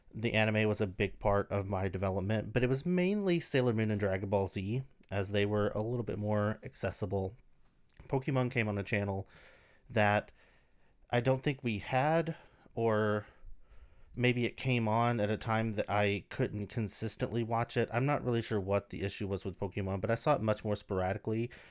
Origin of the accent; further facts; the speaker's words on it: United States; we lived in rural America